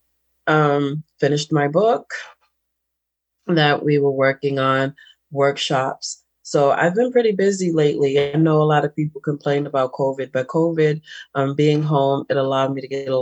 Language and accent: English; Boston, Massachusetts, United States; I'm from Boston, and I call it Boss Town